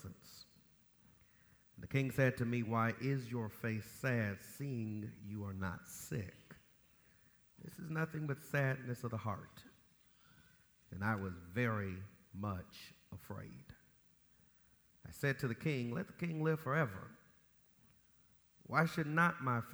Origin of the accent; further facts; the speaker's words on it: Los Angeles, California, United States; now in Jacksonville, United States; flying home from Detroit to Los Angeles